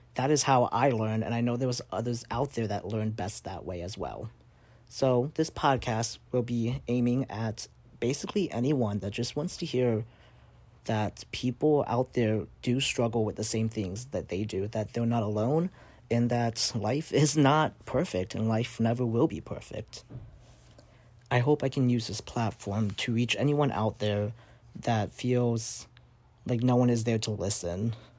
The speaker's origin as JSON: {"language": "English", "town": "South Bend", "region": "Indiana", "country": "United States", "tie": "born or raised there", "also_born_or_lived": "Vietnam", "moved": "as an adult", "lives_now": "Springfield, United States", "said": "I grew up in South Bend, Indiana, And I lived there for the majority of my life until I went off to college in Springfield, Missouri in twenty seventeen"}